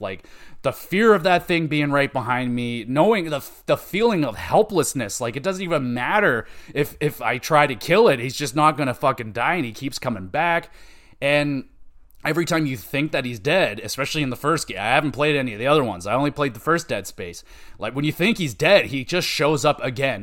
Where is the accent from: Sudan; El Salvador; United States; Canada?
Canada; I'm Canadian